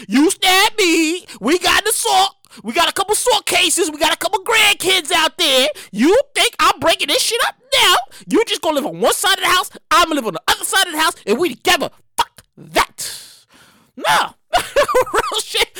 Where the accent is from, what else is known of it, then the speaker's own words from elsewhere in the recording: New York City, New York, United States; I'm from the hood. I'm from Brooklyn, New York